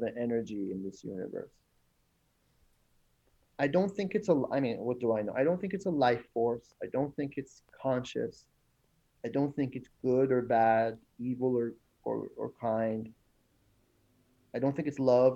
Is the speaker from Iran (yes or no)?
yes; Iran; moved away; some of the issues I dealt with growing up in Iran with the war and stuff